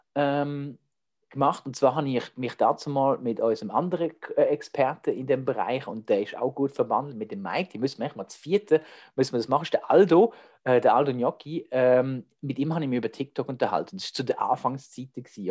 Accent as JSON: {"language": "German", "country": "Switzerland", "accent": "Swiss German", "said": "ich rede Schweizerdeutsch"}